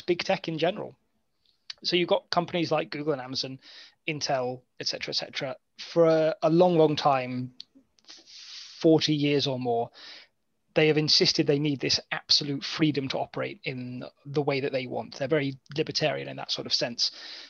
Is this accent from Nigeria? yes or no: no; United Kingdom; yes, but I'm British.